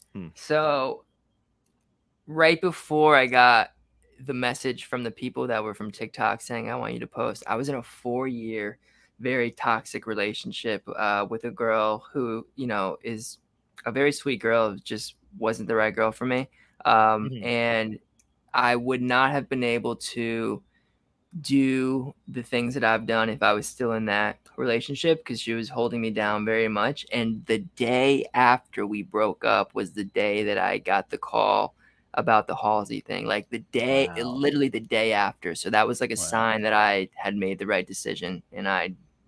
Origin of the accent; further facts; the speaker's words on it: New Zealand; I'm from New Zealand.